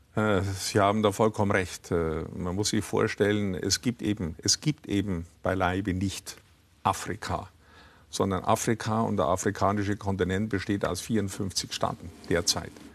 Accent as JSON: {"language": "German", "area": "Upper Franconia", "region": "Bavaria", "country": "Germany", "tie": "born or raised there", "also_born_or_lived": "Nuremberg / Munich", "said": "Ich bin in Oberfranken aufgewachsen"}